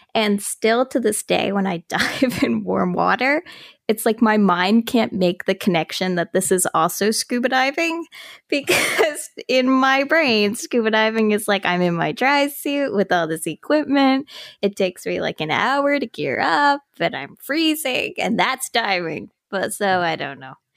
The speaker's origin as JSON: {"language": "English", "town": "Halifax", "region": "Nova Scotia", "country": "Canada", "tie": "born or raised there", "also_born_or_lived": "St. Margaret's Bay, Nova Scotia", "said": "I'm, like, a born and raised Haligonian. I was born in Halifax, raised in H R M. I guess I kinda grew up in Saint Margaret's Bay"}